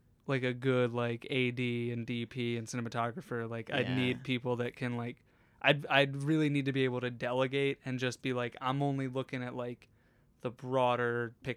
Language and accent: English; Harrisburg, Pennsylvania, United States; also born or lived in North Carolina; I'm from Harrisburg.